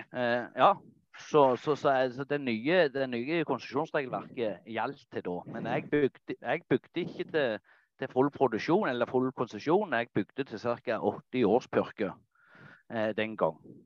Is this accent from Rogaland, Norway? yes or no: yes; Nærbø, Rogaland, Norway; Jeg er fra Fladas eh, i Jæren. Eh, Nærbø